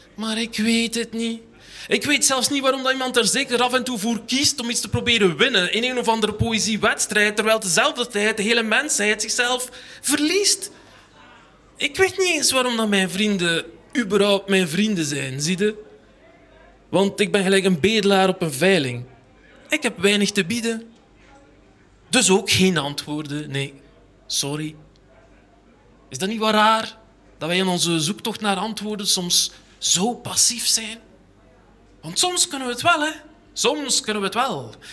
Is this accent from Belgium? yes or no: yes; Ghent, Flanders, Belgium; ik kom uit Gent aan de haven